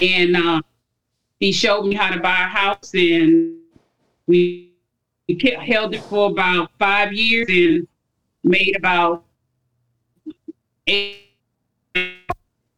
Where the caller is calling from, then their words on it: Capitol Heights, Maryland, United States; I'm calling from Capitol Heights, Maryland.